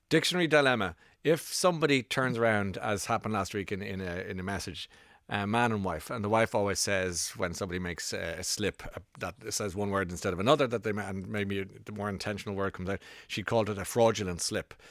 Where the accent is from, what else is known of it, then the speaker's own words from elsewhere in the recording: Ireland; now in London, United Kingdom; I'm from Ireland